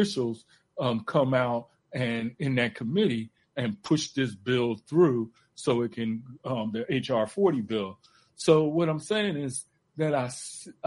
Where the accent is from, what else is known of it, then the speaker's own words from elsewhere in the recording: Philadelphia, Pennsylvania, United States; growing up in Philly